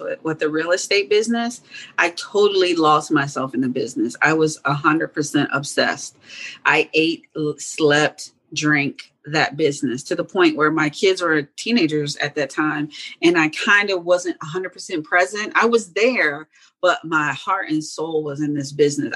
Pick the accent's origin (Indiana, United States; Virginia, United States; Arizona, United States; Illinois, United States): Virginia, United States; Hampton; first language German; English is a second language; moved away as an adult; also born or lived in Germany; now in Atlanta, United States; I grew up in Hampton, Virginia, then moved to Atlanta about 20 years ago